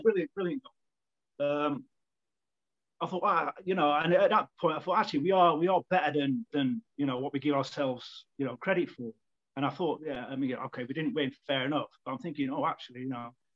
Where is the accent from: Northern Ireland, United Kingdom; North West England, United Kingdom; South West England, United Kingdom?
North West England, United Kingdom; Manchester; I'm from Manchester as well. So obviously, there's a big, heavy musical presence there. So I grew up with that. I grew up in that environment